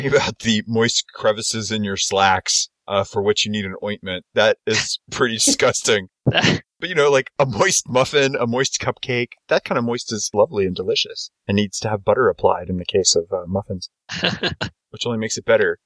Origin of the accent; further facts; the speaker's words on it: Houston, Texas, United States; I'm from Houston